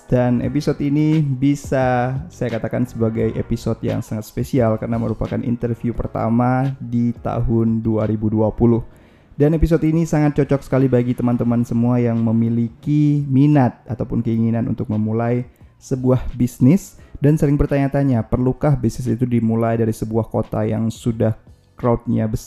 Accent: Aceh, Indonesia; Nah, kita pernah sebagai putra Aceh juga

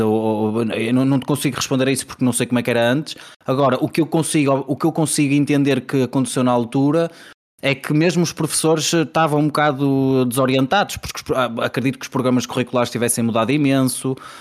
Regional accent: Porto, Norte, Portugal; eu sou do Porto, como podem ver pelo meu sotaque

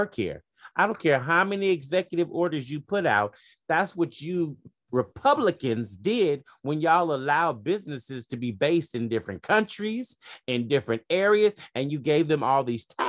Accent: Texas, United States; now in California, United States; I can't claim Texas no more as my home

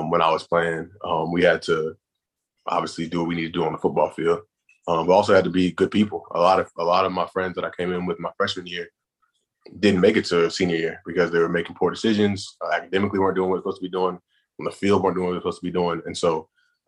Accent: the Carolinas, United States; I grew up in the Carolinas

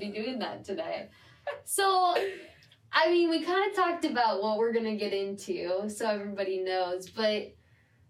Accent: Midwest, United States; now in New York City, United States; I'm from the Midwest, and so I've always lived in a little bit bigger spaces than here

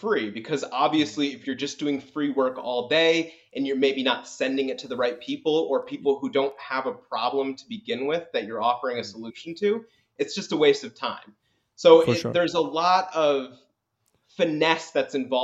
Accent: Orange, Connecticut, United States; now in New York City, United States; where I grew up in Orange, Connecticut. So I'm originally from Connecticut

